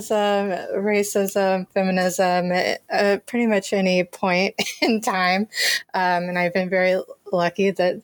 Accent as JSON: {"language": "English", "region": "Virginia", "country": "United States", "tie": "born or raised there", "also_born_or_lived": "North Carolina", "moved": "as an adult", "lives_now": "Chicago, United States", "said": "I did grow up in Virginia"}